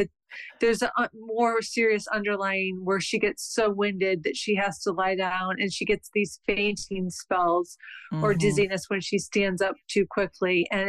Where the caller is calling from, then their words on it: Mishawaka, Indiana, United States; I'm calling from Mishawaka, Indiana.